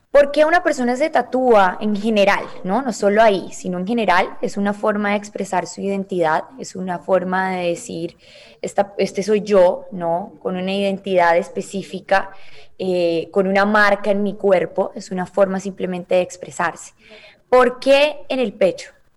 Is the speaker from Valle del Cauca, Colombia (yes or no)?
yes; Cali, Valle del Cauca, Colombia; now in Miami, United States; en Cali, de donde yo soy